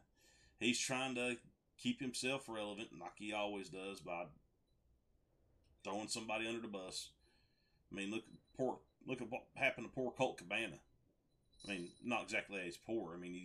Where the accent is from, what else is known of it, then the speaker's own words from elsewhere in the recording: United States; Being from America